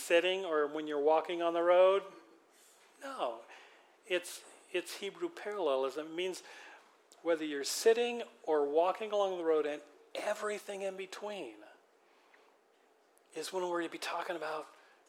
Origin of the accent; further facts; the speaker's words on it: Western Washington, United States; also born or lived in Philippines; Growing up in Western Washington